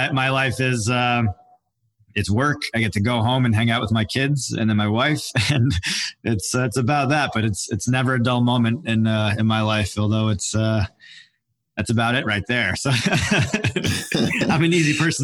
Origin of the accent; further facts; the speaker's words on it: Long Island, New York, United States; moved away as an adult; also born or lived in West Palm Beach, Florida; I was born and raised in Long Island, New York, had 3 sisters